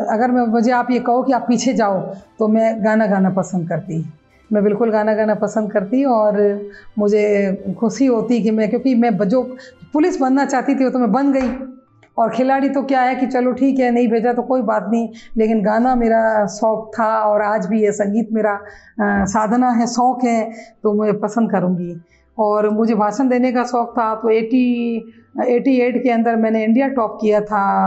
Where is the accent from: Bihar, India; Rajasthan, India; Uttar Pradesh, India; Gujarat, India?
Rajasthan, India; Jaisalmer; moved away as an adult; now in Udaipur, India; मैं जैसलमेर की रहने वाली हूँ